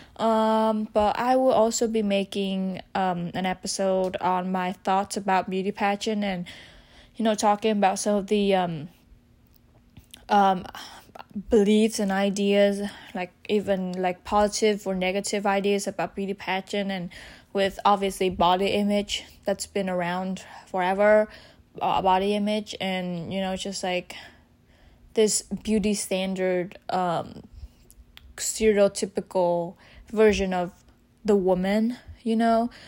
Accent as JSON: {"language": "English", "country": "Vietnam", "said": "I'm from Vietnam"}